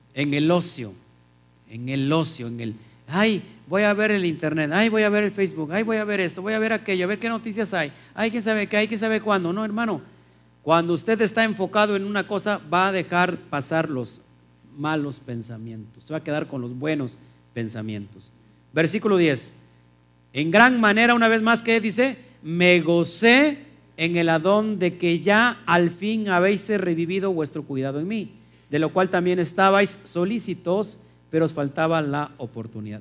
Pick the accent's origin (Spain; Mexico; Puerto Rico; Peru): Mexico; la costumbre que tenemos nosotros como los mexicanos